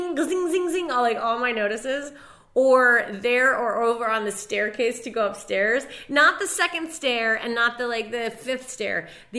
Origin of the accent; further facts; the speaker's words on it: Castine, Maine, United States; moved away; my hometown in Castine, Maine